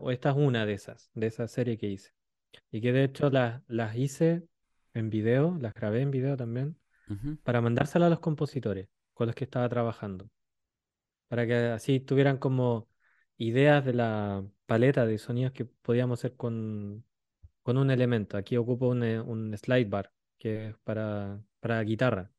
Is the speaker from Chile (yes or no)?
yes; Chile; moved away as an adult; now in France; Le dije, de Chile